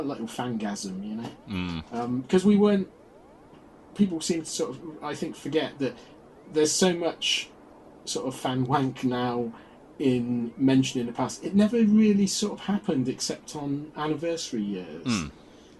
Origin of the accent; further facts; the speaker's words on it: Oxford, South East England, United Kingdom; I grew up in Oxford